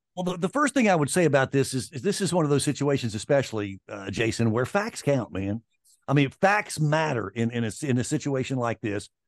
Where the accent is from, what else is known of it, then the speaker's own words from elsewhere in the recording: Vicksburg, Mississippi, United States; moved away; also born or lived in Atlanta; I grew up in Vicksburg, Mississippi